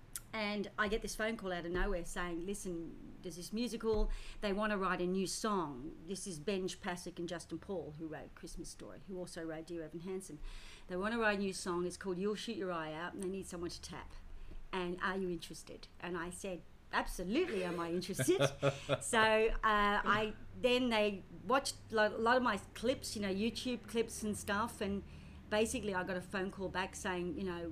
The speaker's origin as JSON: {"language": "English", "country": "Australia", "tie": "born or raised there", "also_born_or_lived": "United Kingdom / London", "said": "I was born in Britain, came to Australia when I was 4 and a half, so, and of course I'm an Australian citizen"}